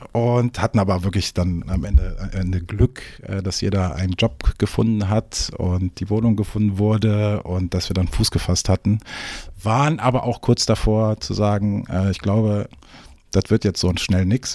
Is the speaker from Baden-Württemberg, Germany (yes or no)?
no; Cologne, North Rhine-Westphalia, Germany; moved away as an adult; also born or lived in Hamburg / Düsseldorf; now in Eckernförde, Germany; ich bin eigentlich gebürtiger Kölsche. Ne? Ah, ähm, ja, okay. ich bin äh, eine, rheinische Frohnatur, kann man so sagen, ne? äh, wie man so manchmal ein bisschen hören kann. Ähm, ja, dort aufgewachsen